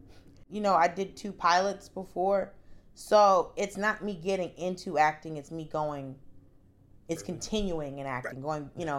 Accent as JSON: {"language": "English", "region": "the South", "country": "United States", "said": "I'm from the South. I'm a Christian."}